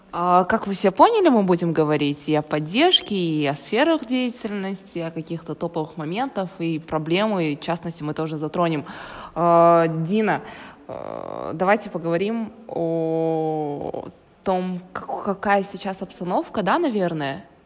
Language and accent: Russian; Karaganda, Karaganda Region, Kazakhstan; я с Караганды